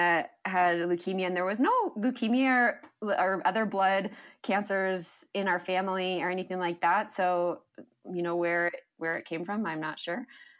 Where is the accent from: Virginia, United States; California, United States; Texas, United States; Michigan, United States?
Michigan, United States; also born or lived in New Jersey / Colorado; I was born in New Jersey, which is funny because I only lived there for a couple of years. So it's not a place I remember. But most of my years were spent in Michigan and Colorado.